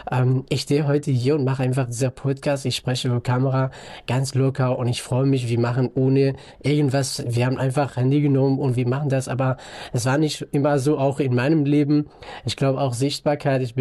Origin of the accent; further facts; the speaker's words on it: northern Iraq, Iraq; German is a second language; Ich komme ursprünglich aus dem Nordirak in einem kleinen Stadt, kleinen Dorf auch.